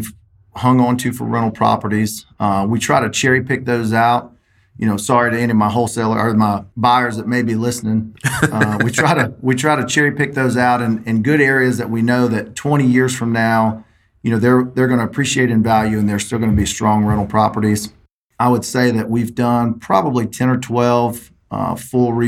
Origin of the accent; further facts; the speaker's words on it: South Mississippi, United States; I'm from South Mississippi, about an hour north of the Gulf of Mexico and middle of nowhere.